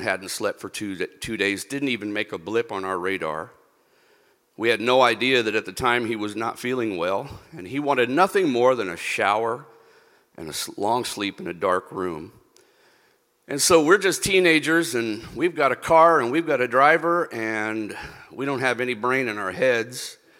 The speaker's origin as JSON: {"language": "English", "country": "Philippines", "tie": "born or raised there", "also_born_or_lived": "Vancouver, Canada", "said": "But my upbringing was in the Philippines. My formative years were in the Philippines"}